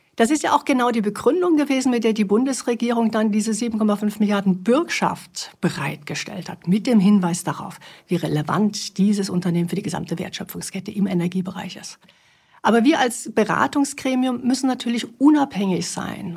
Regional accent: Baden-Württemberg, Germany; moved away; also born or lived in Bavaria; Ich komme aus Baden-Württemberg

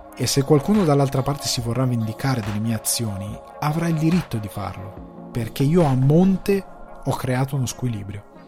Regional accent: Italy; now in Ireland

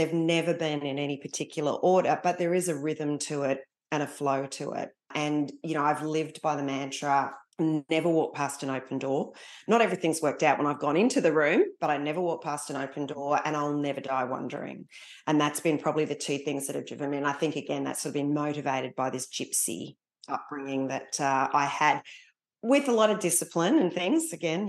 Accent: East Coast, Australia; also born or lived in Singapore / Malaysia / Papua New Guinea; So I was born in Singapore, lived in Malaysia and then New Guinea before heading home at the ripe old age, I think I was about 5, and living up and down the east coast of Australia while my father was still serving in the army.

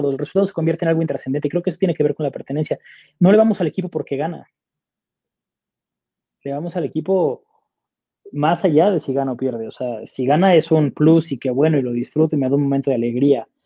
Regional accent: Monterrey, Nuevo León, Mexico; yo soy, soy regio, los regios somos comprometidos

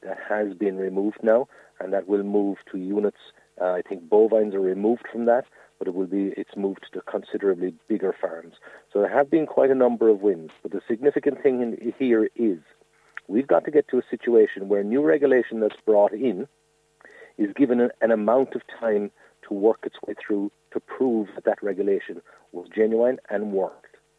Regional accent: Mallow, Munster, Ireland; I'm from Dunamore, not far outside Mallow

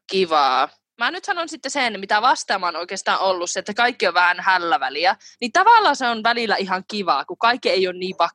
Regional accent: Finland; kun mä oon kasvanut siihen Suomessa

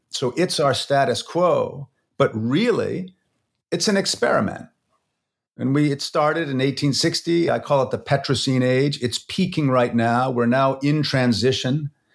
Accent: Vancouver, British Columbia, Canada; I'm from Vancouver

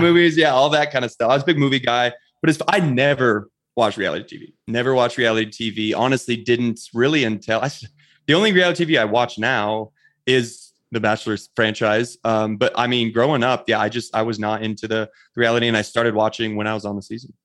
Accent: Bailey, Colorado, United States; I grew up in a small town here in, uh, Colorado called Bailey, Colorado

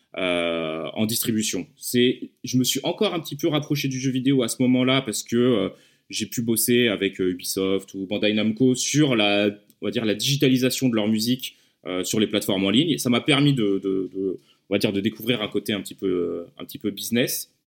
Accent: Lyon, Auvergne-Rhône-Alpes, France; je viens de Lyon

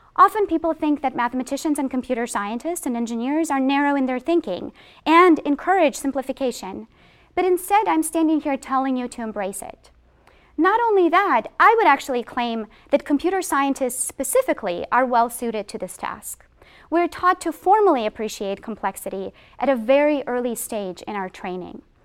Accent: Boston, Massachusetts, United States; I am from Boston

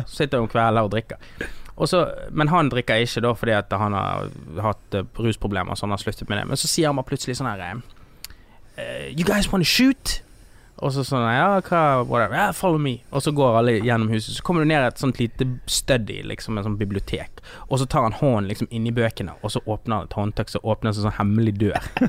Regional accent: Norway; jeg vokste opp i Norge, da eh, når jeg var liten

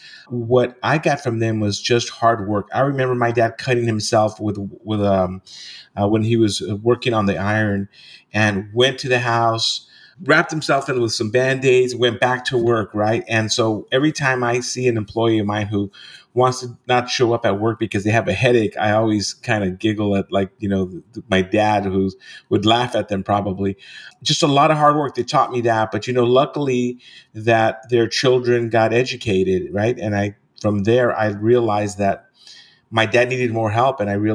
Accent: East Los Angeles, California, United States; East LA is considered a barrio, right? And it's a place where a lot of Latinos live in the United States. My parents are Mexican immigrants.

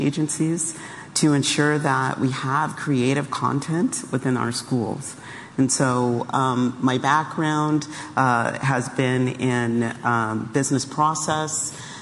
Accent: Silicon Valley, California, United States; Growing up in Silicon Valley, when I was a child, the landscape looked quite different than what it looks like today

